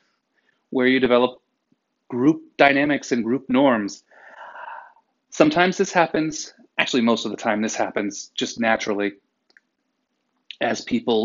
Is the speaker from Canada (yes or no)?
no; New England, United States; I'm from New England